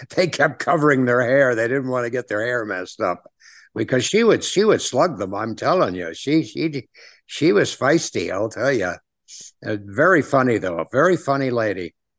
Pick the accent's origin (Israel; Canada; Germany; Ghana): Canada; Ottawa, Ontario; also born or lived in Toronto / Hollywood; now in Las Vegas, United States; I was born in Ottawa, which is the capital city of Canada. And, um, I grew up there